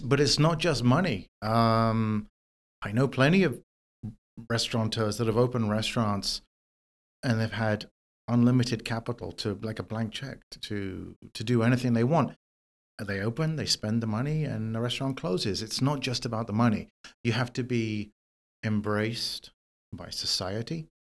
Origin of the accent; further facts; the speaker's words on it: London, United Kingdom; moved away as an adult; now in New York City, United States; I am originally from London, from the U K. Um, I grew up there